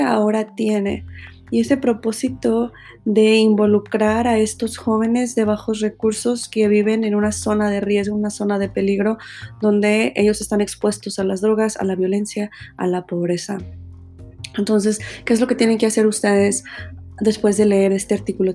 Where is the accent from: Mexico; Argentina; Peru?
Mexico; para los que somos mexicanos